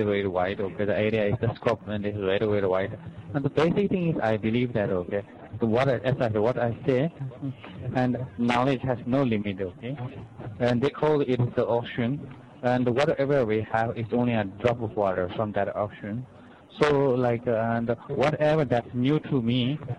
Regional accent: Tibet, China; English is a second language; moved away; also born or lived in India; I was born in Tibet. And so that is like where I feel I grew up

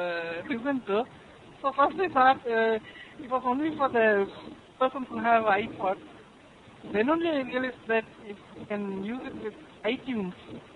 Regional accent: Kanyakumari, Tamil Nadu, India; Basically, I'm from the southernmost part of the country, from Cape Comorin.

